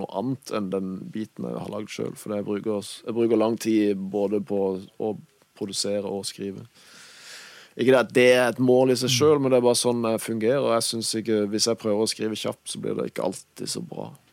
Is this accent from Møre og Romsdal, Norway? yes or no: no; Kristiansand, Agder, Norway; accent: Kristiansand dialect; first language Norwegian; Det er jo morsmålet mitt. Og kristiansandsdialekter syns jeg funker bra til rapp